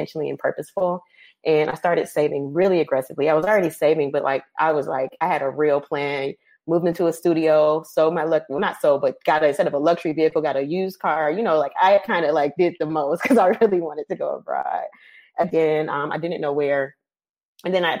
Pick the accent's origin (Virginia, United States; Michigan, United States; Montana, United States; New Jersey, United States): Michigan, United States; Detroit; accent: American; moved away as an adult; now in Lisbon, Portugal; I was born in the States, in Michigan, grew up in Detroit. We later moved to the suburbs right before I started middle school.